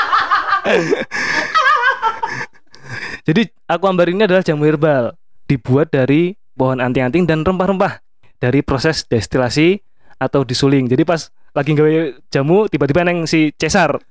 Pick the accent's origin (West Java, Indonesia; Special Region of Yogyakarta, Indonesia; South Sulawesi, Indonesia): Special Region of Yogyakarta, Indonesia; Yogyakarta; Kita sebagai orang Jogja